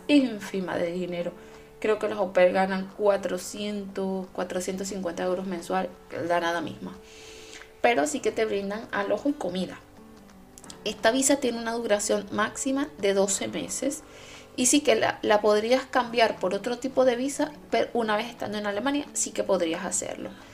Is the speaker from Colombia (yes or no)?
no; Venezuela; now in Germany; yo como venezolana